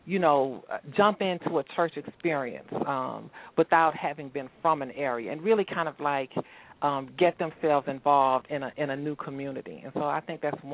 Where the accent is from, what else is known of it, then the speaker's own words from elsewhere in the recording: Houston, Texas, United States; moved away as an adult; also born or lived in Washington, D.C. / Maryland / Atlanta; I grew up in Houston.